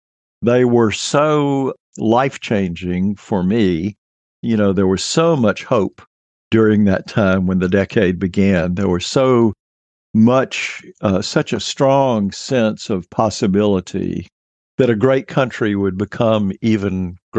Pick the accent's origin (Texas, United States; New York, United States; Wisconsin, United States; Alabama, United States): Alabama, United States; Mobile; I was living in Alabama when the decade started in Mobile down on the Gulf Coast. And I was in junior high school, which is what we called it then, when the 1960s began.